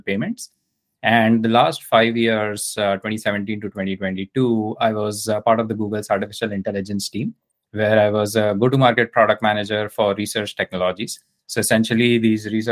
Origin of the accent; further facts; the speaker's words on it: India; I grew up in India